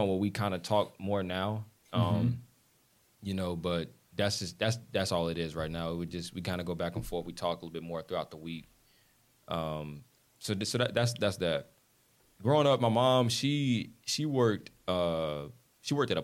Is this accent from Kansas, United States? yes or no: no; South Carolina, United States; I'm from South Carolina.